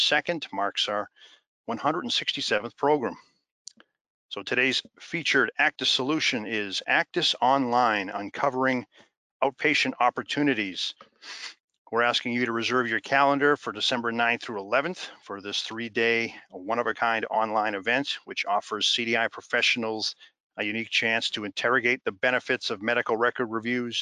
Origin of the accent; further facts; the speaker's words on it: Boston, Massachusetts, United States; accent: Boston